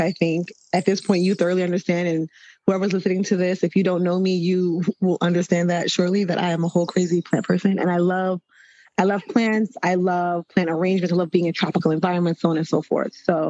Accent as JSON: {"language": "English", "region": "New York", "country": "United States", "said": "but I'm a New Yorker"}